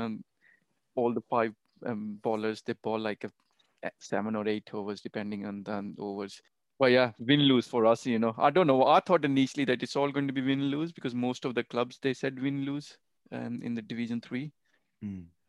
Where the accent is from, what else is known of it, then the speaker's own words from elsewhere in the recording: India; now in United Kingdom; I still remember my first match in UK, so when I came from India.